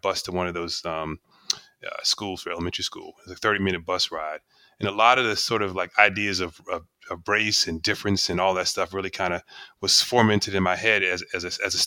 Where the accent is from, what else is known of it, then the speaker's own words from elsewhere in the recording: Maryland, United States; I'm from Maryland area. They call it the DMV area now